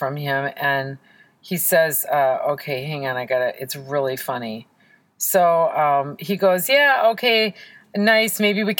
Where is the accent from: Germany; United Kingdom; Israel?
Israel; born there; Well, I was born in Israel. Can you believe it?